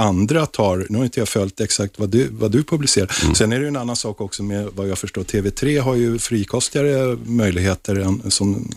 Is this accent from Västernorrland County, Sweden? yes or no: no; Stockholm, Stockholm County, Sweden; Jag är till exempel 54-årig stockholmare